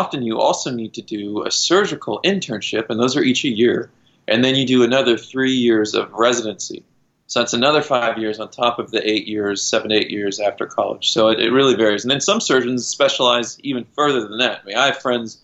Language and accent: English; Kansas, United States; moved away; also born or lived in Boulder, Colorado / California; I grew up in Kansas, just outside of Kansas City, and we had a creek in our backyard.